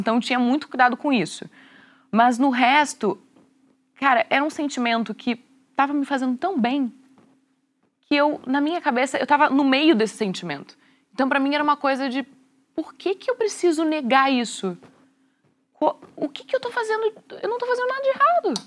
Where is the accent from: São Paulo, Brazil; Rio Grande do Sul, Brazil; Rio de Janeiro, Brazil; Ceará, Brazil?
Rio Grande do Sul, Brazil; na sociedade que eu fui criada, sou gaúcha